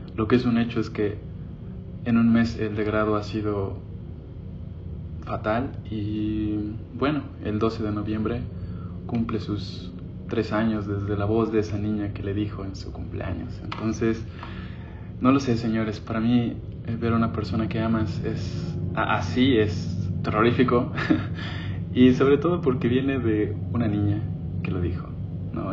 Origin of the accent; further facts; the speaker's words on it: Oaxaca, Mexico; Me crié con mi abuelo en Oaxaca